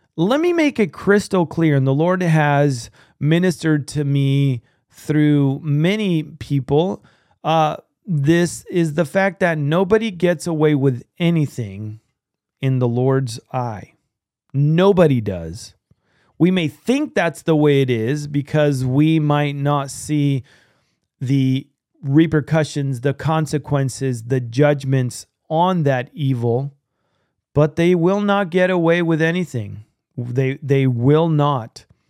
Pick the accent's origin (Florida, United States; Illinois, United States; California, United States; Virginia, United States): California, United States; I'm from California